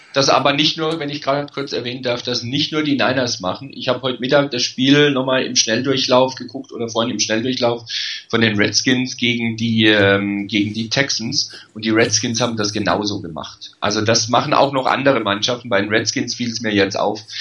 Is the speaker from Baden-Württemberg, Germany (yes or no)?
yes; Karlsruhe, Baden-Württemberg, Germany; weil ich in Karlsruhe geboren bin